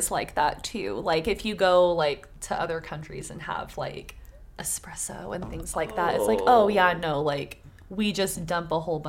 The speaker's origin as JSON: {"language": "English", "country": "United States", "said": "I'm fucking American."}